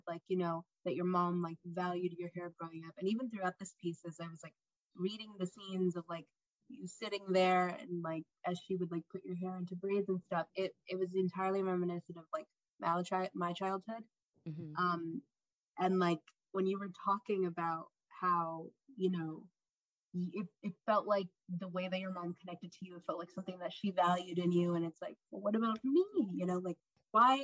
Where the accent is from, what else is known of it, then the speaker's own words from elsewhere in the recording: El Salvador; moved away; my family's from El Salvador. I was born in El Salvador